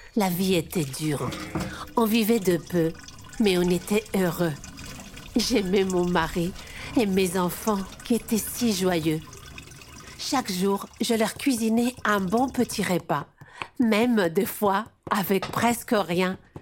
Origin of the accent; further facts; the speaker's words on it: eastern Morocco, Morocco; Je suis marocaine et j'ai 45 ans aujourd'hui